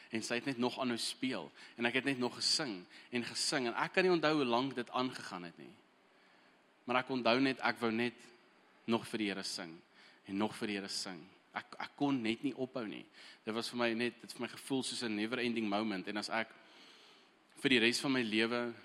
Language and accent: Afrikaans; Eswatini; moved away; Ek het heel eerste groot geword in Swaziland